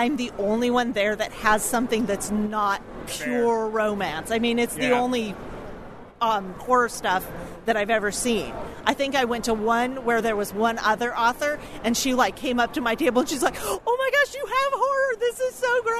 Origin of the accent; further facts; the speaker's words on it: Federal Way, Washington, United States; I'm from Federal Way.